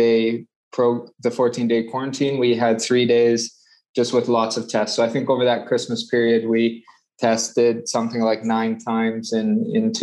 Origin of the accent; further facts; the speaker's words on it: Calgary, Alberta, Canada; moved away as an adult; also born or lived in Dubai; I'm Canadian from Calgary. I left Canada about 12 years ago, moved overseas